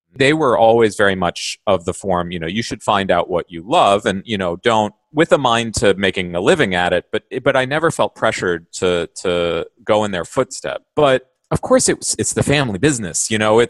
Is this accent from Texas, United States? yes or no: no; Manhattan, Kansas, United States; I grew up in Manhattan, Kansas